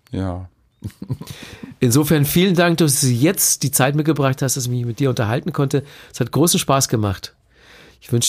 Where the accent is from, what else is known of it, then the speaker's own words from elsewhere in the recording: Bavaria, Germany; Ja, wir hatten ja nichts als Kinder in Bayern.